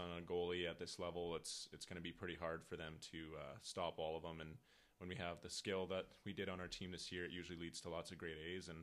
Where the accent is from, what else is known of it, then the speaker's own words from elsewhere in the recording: Moose Jaw, Saskatchewan, Canada; moved away; also born or lived in Minot, North Dakota; from Moose Jaw, Saskatchewan